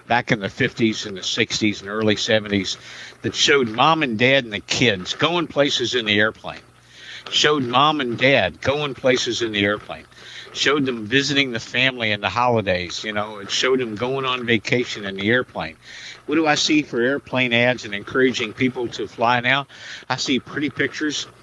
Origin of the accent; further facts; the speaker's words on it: Indiana, United States; moved away; my hometown in Indiana